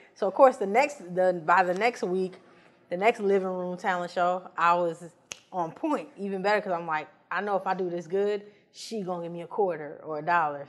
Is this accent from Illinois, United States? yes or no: yes; Chicago, Illinois, United States; moved away as an adult; now in Los Angeles, United States; I was born in West Side and then born and bred South Side, so I'm, I'm Chicago